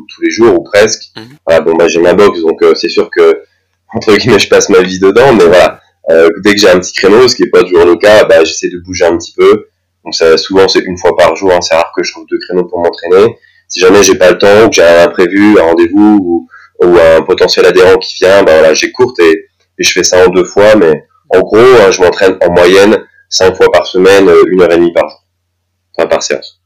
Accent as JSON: {"language": "French", "area": "near Dijon", "region": "Bourgogne-Franche-Comté", "country": "France", "moved": "as an adult", "lives_now": "Strasbourg, France", "said": "à Dijon, là, là d'où je viens, je viens à côté Dijon"}